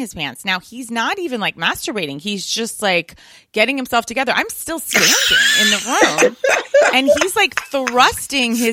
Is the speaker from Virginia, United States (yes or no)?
yes; right outside DC, Virginia, United States; I grew up in Virginia, right outside DC